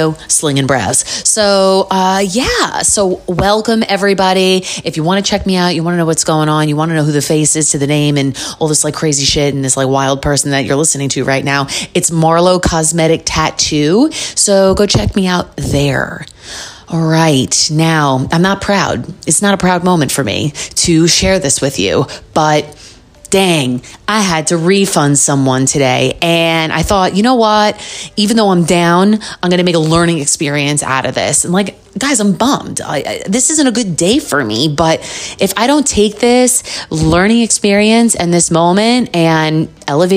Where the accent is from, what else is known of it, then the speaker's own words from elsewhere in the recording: New York City, New York, United States; I'm from New York. The more you get to know me, you'll probably hear it in my voice.